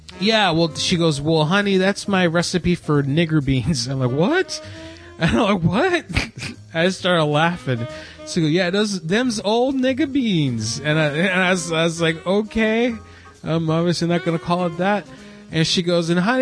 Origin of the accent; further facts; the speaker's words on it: Florida, United States; moved away; I grew up in Florida